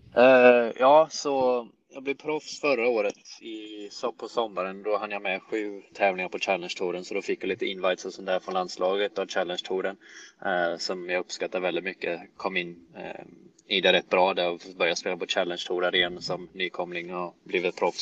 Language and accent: Swedish; Jönköping, Jönköping County, Sweden; moved away as an adult; also born or lived in Helsingborg; now in United States; jag växte upp i Jönköping, eh, född och uppvuxen där